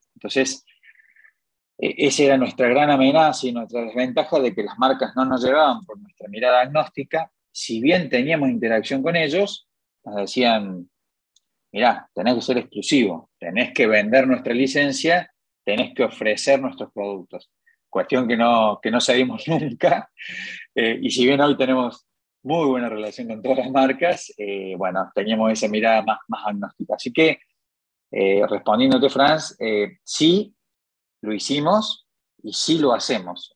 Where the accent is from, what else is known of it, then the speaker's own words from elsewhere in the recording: Córdoba, Argentina; Yo soy nacido aquí en Córdoba